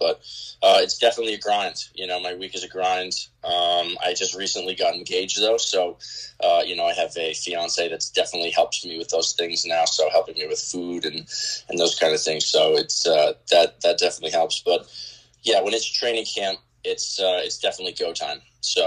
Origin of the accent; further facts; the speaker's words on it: Sayville, New York, United States; also born or lived in Louisiana; born and raised in Long Island, Suffolk County. Grew up in Sayville, out east, until high school.